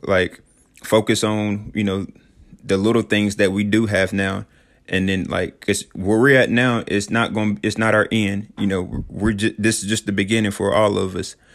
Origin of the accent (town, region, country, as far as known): Sheffield, Tennessee, United States; moved away as an adult